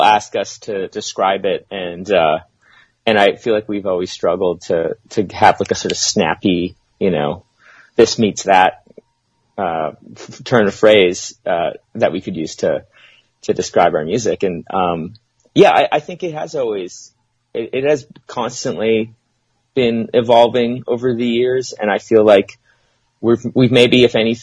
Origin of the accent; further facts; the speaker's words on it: Winnipeg, Manitoba, Canada; we're from Winnipeg, Manitoba, Canada